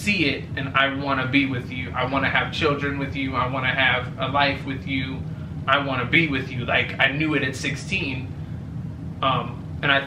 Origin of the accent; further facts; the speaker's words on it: California, United States; now in Georgia, United States; I'm from California